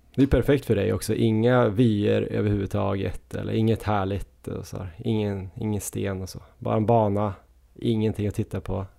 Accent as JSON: {"language": "Swedish", "town": "Östersund", "region": "Jämtland", "country": "Sweden", "moved": "yes", "lives_now": "Stockholm, Sweden", "said": "även om jag är från Östersund så bor jag ju i Stockholm"}